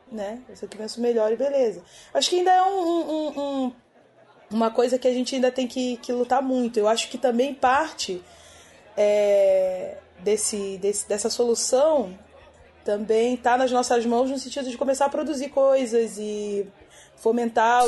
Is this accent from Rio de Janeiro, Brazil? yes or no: yes; Magé, Rio de Janeiro, Brazil; sou de Magé, na Baixada Fluminense.